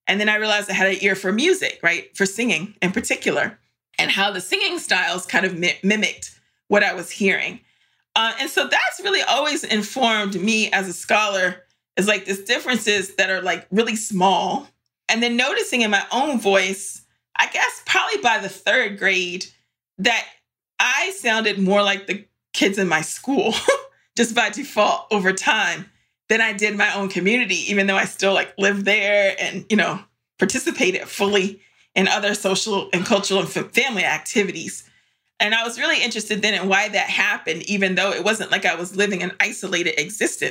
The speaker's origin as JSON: {"language": "English", "town": "Varina", "region": "Virginia", "country": "United States", "tie": "born or raised there", "said": "we grew up in Varina, Virginia, in Eastern Henrico, which at the time was mostly white"}